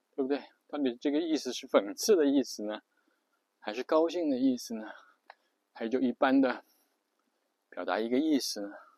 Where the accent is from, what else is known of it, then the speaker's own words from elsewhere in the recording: China; 比如我们中国人就会觉得中文是世界上最美的语言